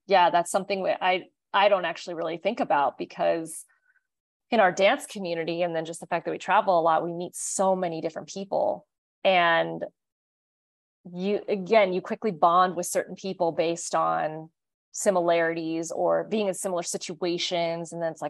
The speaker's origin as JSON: {"language": "English", "region": "Kansas", "country": "United States", "said": "I mean, I tell people we're from Kansas all the time."}